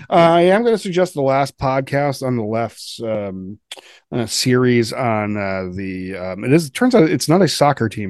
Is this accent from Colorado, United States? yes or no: yes; Colorado, United States; I'm from Colorado